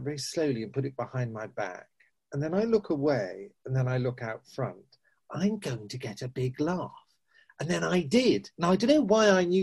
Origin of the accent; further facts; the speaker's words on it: Weymouth, South West England, United Kingdom; moved away; they had a youth group for the local operatic society, which is called, I love this name, WOW, Weymouth Operatic Workshop